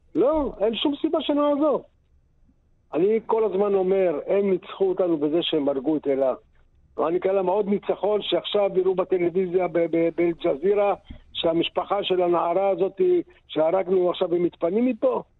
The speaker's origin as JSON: {"language": "Hebrew", "town": "Sderot", "region": "Southern District", "country": "Israel", "tie": "born or raised there", "said": "אנחנו, אני ואשתי נולדנו בשדרות. אנחנו כבר בני 65."}